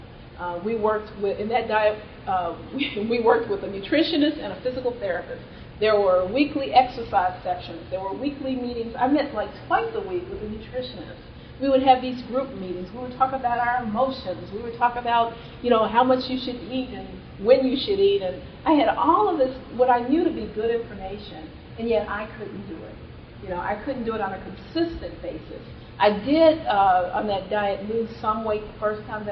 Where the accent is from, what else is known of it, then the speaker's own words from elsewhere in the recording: Austin, Texas, United States; moved away as an adult; also born or lived in Cambridge, Massachusetts; I grew up in Austin, Texas